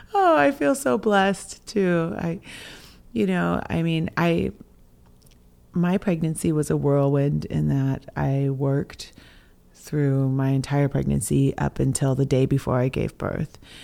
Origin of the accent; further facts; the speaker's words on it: coastal Washington, United States; I'm from the Swinomish and Tulalip tribes here in coastal Washington